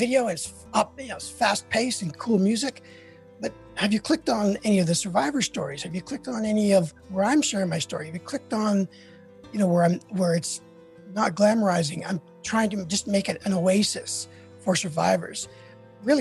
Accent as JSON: {"language": "English", "country": "Canada", "moved": "yes", "lives_now": "United States", "said": "I'm Canadian"}